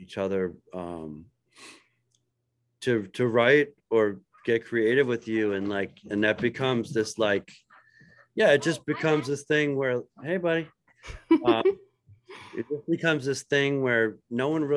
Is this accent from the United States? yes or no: yes; Philadelphia, Pennsylvania, United States; I'm from Philadelphia